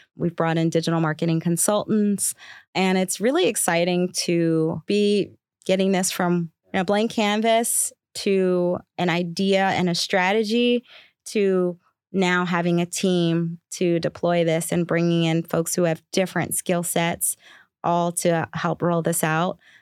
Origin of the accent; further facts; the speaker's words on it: Baltimore, Maryland, United States; I grew up in Baltimore